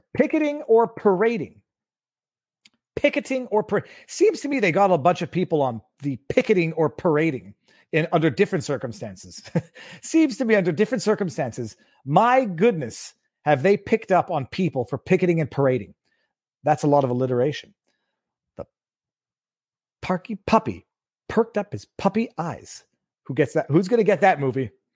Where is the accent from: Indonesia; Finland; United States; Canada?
Canada; I'm Canadian